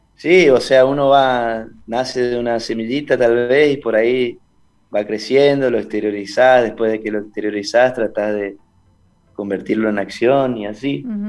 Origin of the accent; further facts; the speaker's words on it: Esquina, Corrientes, Argentina; also born or lived in Buenos Aires; soy de Esquina Corrientes.